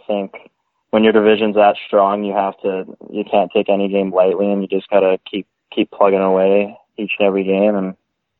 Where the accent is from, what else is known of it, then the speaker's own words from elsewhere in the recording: Langley, British Columbia, Canada; I'm from Langley, BC.